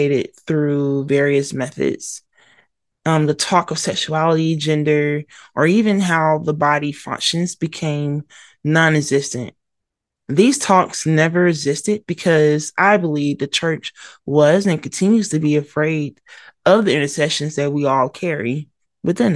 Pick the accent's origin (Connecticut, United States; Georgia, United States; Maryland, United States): Georgia, United States; Atlanta; also born or lived in Mobile, Alabama; I was born in Mobile, Alabama, raised in Atlanta, Georgia, and one can say the South raised me